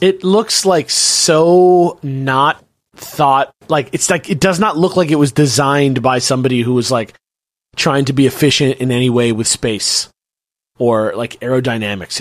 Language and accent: English; United States; moved away; an American person abroad